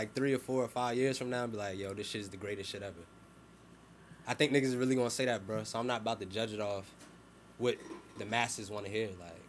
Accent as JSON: {"language": "English", "town": "Montclair", "region": "New Jersey", "country": "United States", "said": "I'm from Montclair."}